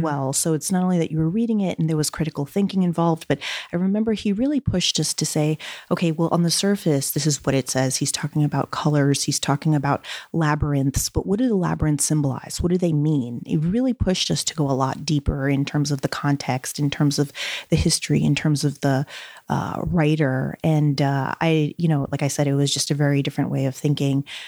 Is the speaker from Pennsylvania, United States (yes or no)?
no; New York City, New York, United States; also born or lived in Brazil; I grew up in Flushing, Queens